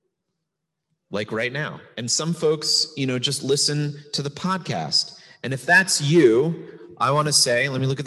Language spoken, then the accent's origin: English; United States; as an American